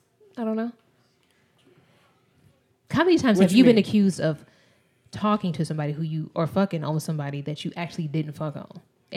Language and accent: English; Las Vegas, Nevada, United States; And because we're from Vegas, I have to clarify because whore can mean so many things.